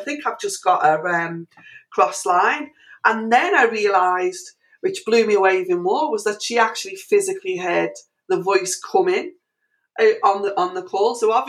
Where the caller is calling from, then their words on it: Liverpool, North West England, United Kingdom; I'm actually calling from Liverpool in England